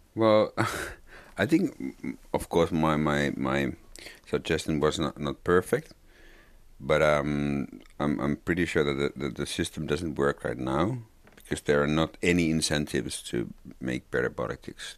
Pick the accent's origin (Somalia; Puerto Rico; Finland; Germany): Finland; English is a second language; also born or lived in Lapland (family); I'm a Finn